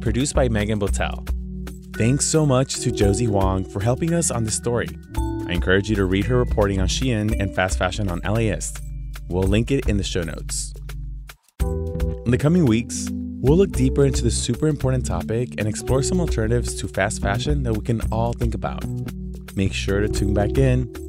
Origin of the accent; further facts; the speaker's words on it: Los Angeles, California, United States; here in my hometown